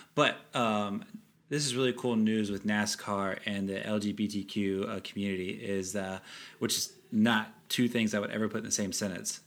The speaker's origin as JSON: {"language": "English", "country": "United States", "said": "we're both American"}